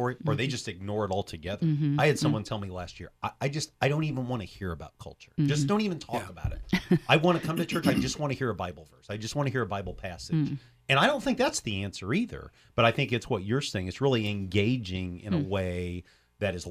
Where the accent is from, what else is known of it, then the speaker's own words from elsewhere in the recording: Champaign, Illinois, United States; Champaign-Urbana, that's my hometown.